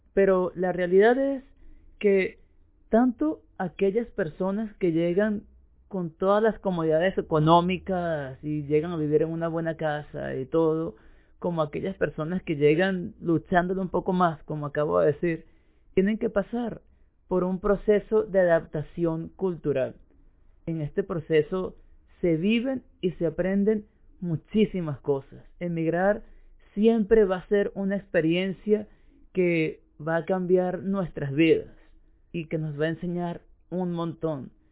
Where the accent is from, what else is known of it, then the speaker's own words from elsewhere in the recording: Venezuela; moved away as an adult; now in Uruguay; como yo que emigré de Venezuela a Uruguay